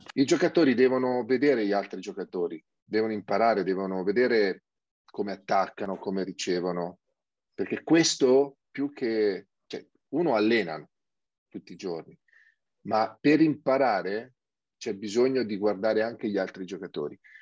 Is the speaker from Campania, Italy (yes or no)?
no; Sabaudia, Lazio, Italy